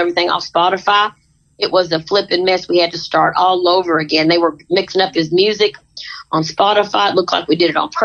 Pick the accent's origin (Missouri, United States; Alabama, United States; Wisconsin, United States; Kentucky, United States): Kentucky, United States; when I was growing up in Kentucky